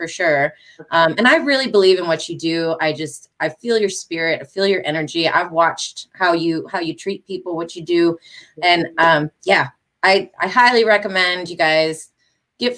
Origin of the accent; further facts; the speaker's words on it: Detroit, Michigan, United States; That's where I'm from. That's my hometown. I'm from Detroit